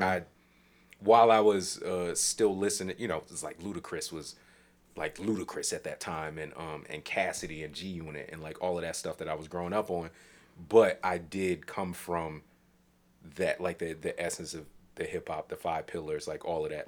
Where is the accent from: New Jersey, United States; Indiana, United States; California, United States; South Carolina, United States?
New Jersey, United States; I'm from New Jersey.